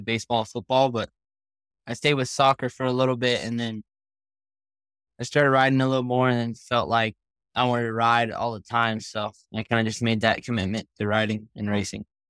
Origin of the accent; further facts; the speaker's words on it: Oak Hills, California, United States; I'm from Oak Hills, California, and I'm sixteen